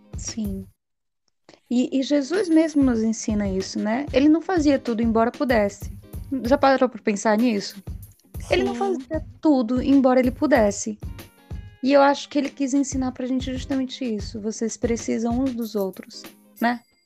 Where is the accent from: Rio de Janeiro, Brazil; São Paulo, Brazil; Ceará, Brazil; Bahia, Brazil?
Bahia, Brazil; Feira de Santana; minha cidade natal, na Bahia, Feira de Santana